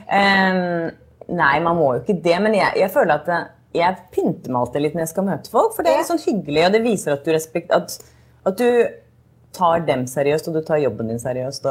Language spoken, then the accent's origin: Norwegian; Norway; moved away; hjemme i Norge